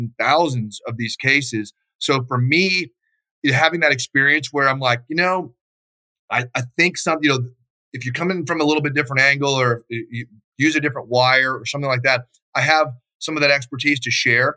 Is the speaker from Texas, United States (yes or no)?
yes; Texas, United States; moved away as an adult; also born or lived in Dallas; now in Idaho, United States; I'm from Texas originally. I live up here in Idaho now.